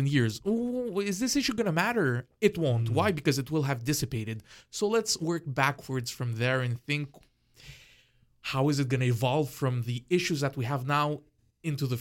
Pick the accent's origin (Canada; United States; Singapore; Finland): Canada; I'm Canadian